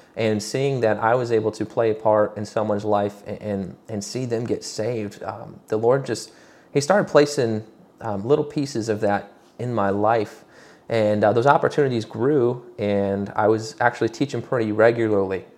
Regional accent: Michigan, United States; now in Roanoke, United States; I'm originally from Michigan.

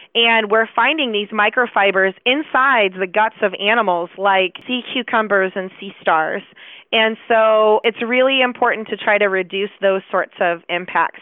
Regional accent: Chicago, Illinois, United States; now in Dallas, United States; despite the fact that I live in Dallas, I am from Chicago

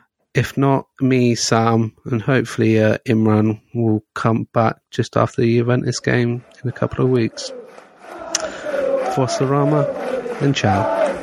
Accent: Scotland, United Kingdom; As a Scotsman, we've got Israel and Faroe Islands, so that should be quite fun.

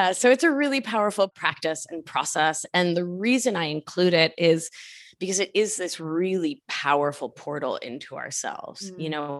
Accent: United States; I am not from India. I am Argentine American. This is not the work of my culture.

